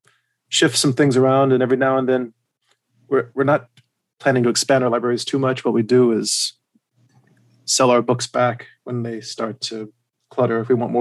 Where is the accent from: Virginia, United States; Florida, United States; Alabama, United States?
Alabama, United States; born there; also born or lived in South Carolina / Germany; I was born in Alabama, and I could start quoting some … lyrics right now to go with that, but I won't. Then I moved from there to Germany. Well, actually, first I moved to South Carolina, and I was in South Carolina for a year or two.